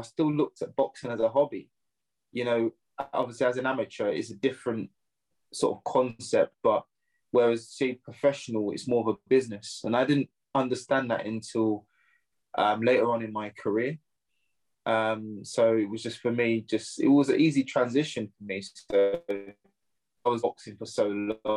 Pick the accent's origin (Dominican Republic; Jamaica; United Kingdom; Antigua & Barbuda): United Kingdom; Surrey, South East England; I'm from Surrey, just the outskirts of London. But it was good. I had a good upbringing